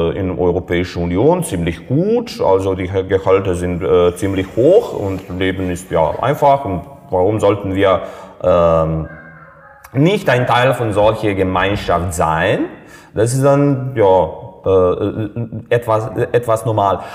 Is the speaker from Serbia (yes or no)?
yes; Serbia; German is a second language; moved away; Ich war damals äh, im Gymnasium noch ein Schüler. Äh, ja, ich war äh, zur Zeit in Serbien, ich war zu Hause